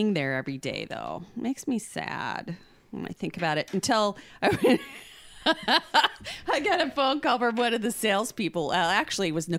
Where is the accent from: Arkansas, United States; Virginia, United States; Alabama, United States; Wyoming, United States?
Wyoming, United States; moved away; we're from Wyoming